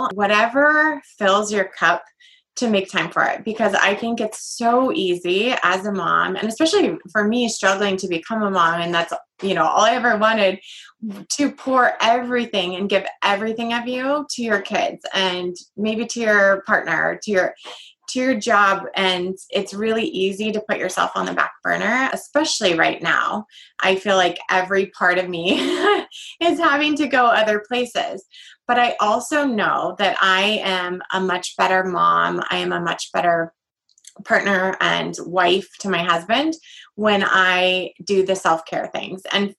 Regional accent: Ireland; a necklace that said faith in the first written language in Ireland, because I'm Irish.

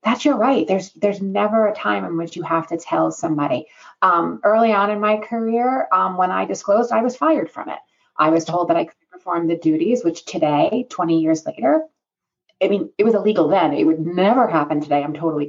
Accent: New York, United States; I'm a New Yorker, and living in New York

